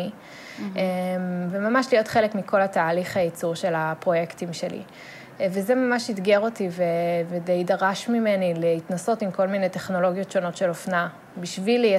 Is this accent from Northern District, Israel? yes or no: no; Modiin-Maccabim-Re'ut, Central District, Israel; גדלתי ברעות, שזה יישוב אה, קטן ליד אה, מודיעין.